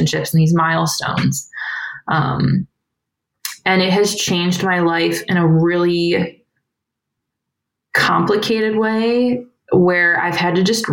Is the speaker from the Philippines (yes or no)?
no; Cleveland, Ohio, United States; also born or lived in Kent, Ohio; now in Akron, United States; I grew up right outside of Cleveland, went to college at Kent where I met my husband, Dave. And then we now live in Akron